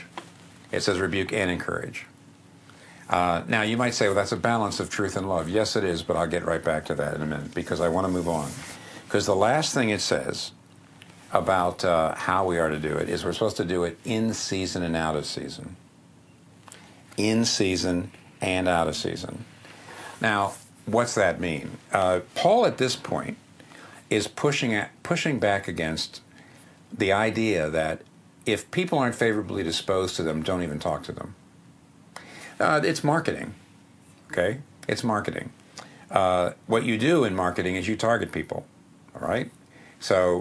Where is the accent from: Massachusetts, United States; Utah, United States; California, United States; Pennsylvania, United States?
Pennsylvania, United States; up here in the Northeast where I'm from Pennsylvania